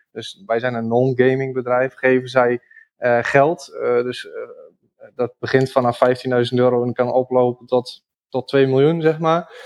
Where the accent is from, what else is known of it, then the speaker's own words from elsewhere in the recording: Rijssen, Overijssel, Netherlands; accent: eastern Dutch; also born or lived in Zwolle; ik woon zelf in, in Rijssen. Dat is eh, een, stad in de buurt van eh, Almelo, eh, Engelo, die, die richting. Dus in, in het oosten van het land. Kun je misschien ook wel horen aan mijn accent